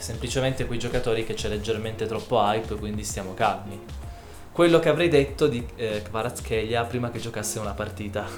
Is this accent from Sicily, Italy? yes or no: no; Turin, Piedmont, Italy; noi siamo di Torino